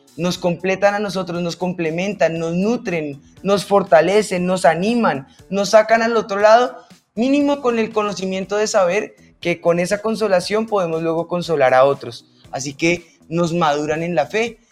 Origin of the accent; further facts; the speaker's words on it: Colombia